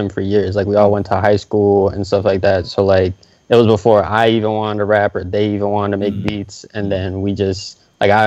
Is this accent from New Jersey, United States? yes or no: no; North Miami Beach, Florida, United States; I'm an artist from North Miami Beach. Dade County is what I'm repping.